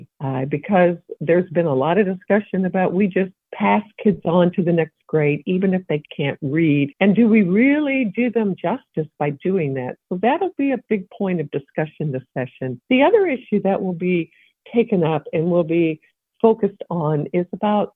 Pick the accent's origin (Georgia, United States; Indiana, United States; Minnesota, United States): Indiana, United States; Evansville; I'm a former state representative. I come from the Evansville area.